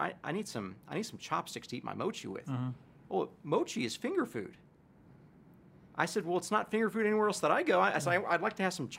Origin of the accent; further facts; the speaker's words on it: Texas, United States; I'm a Texan boy